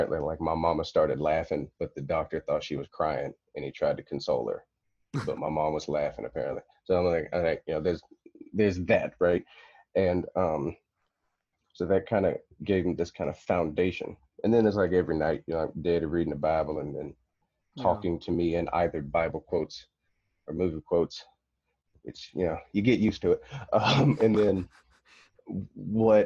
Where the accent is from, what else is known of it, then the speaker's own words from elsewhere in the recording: Murfreesboro, Tennessee, United States; accent: country; moved away as an adult; also born or lived in Fukushima, Japan; I'm from Tennessee. I'm from Murfreesboro, Tennessee.